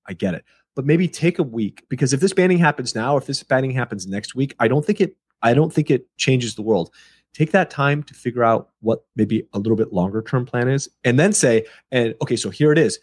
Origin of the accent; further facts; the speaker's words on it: United States; I'm born and raised in America